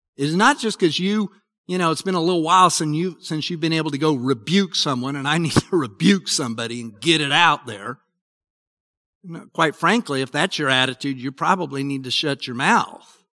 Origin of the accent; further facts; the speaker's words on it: Utah, United States; I grew up in Utah